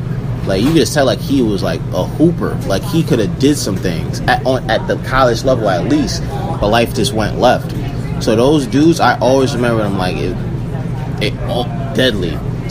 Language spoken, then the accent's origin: English; Yonkers, New York, United States; I grew up in Yonkers on the south side.